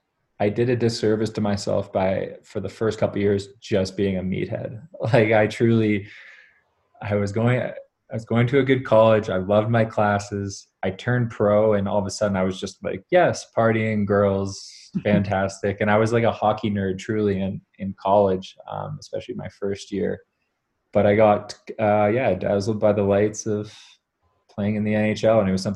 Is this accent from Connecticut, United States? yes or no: yes; Greenwich, Connecticut, United States; born there; I was born in Greenwich, Connecticut.